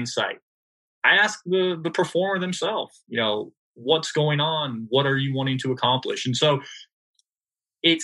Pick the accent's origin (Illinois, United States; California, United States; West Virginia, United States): California, United States; I'm from California